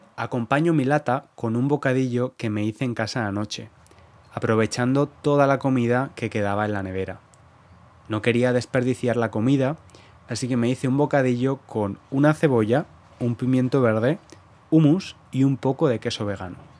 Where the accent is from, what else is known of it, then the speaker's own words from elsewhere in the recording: Valencia, Valencian Community, Spain; moved away as an adult; now in London, United Kingdom; Yo nací en el Mediterráneo, en Valencia